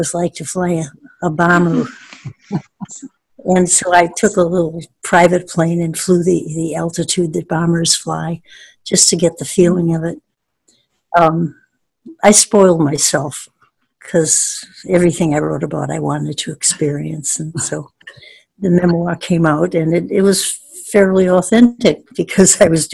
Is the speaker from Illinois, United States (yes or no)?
yes; Chicago, Illinois, United States; also born or lived in Libertyville / Evanston; I was born in Libertyville, which is a far suburb, and was moved to Chicago when I was three by parents who really liked this city, and they just kind of put the love of the city in me